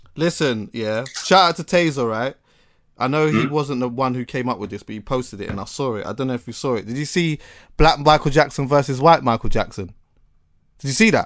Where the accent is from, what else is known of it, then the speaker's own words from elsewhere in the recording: Jamaica; as a Jamaican